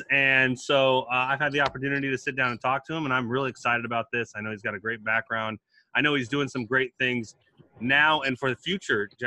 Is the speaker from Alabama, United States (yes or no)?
yes; Alabama, United States; also born or lived in Camp Pendleton, California; as I said … I'm from Alabama.